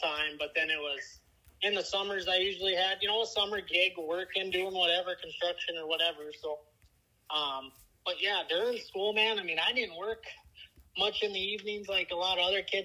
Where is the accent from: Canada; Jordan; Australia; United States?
United States; Surrey, North Dakota; also born or lived in Minot, North Dakota / Burlington, North Dakota; born in Minot, raised in Surrey. We moved to Surrey from Burlington. I think when I was like 5, started kindergarten there